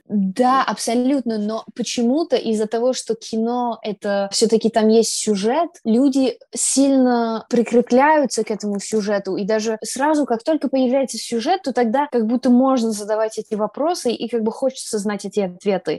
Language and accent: Russian; New York, United States; Я из Нью-Йорка